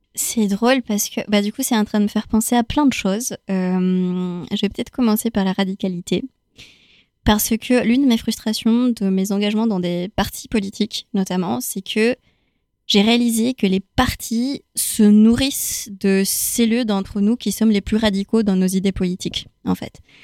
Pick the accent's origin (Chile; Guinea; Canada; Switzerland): Chile; now in France; moi, je viens du Chili, pour le coup. Donc, euh, j'ai grandi dans un contexte post-dictature